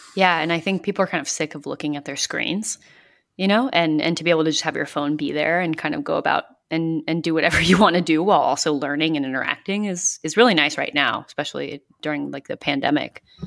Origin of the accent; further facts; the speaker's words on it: Northern California, United States; now in New York, United States; I grew up in California, in Northern California